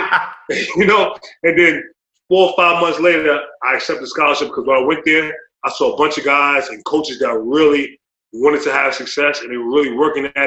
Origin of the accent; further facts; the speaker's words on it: New York City, New York, United States; moved away as an adult; now in New Jersey, United States; I grew up in the Bronx